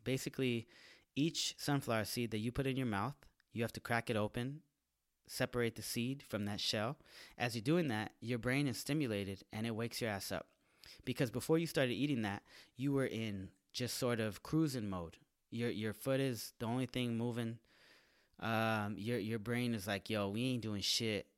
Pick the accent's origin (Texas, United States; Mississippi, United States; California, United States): California, United States; San Jose; moved away as an adult; now in Los Angeles, United States; San Jose, my hometown.